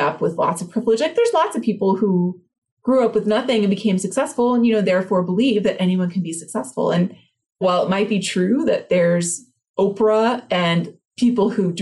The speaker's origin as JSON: {"language": "English", "town": "Los Angeles", "region": "California", "country": "United States", "tie": "born or raised there", "said": "I grew up single mom, like on welfare in East LA."}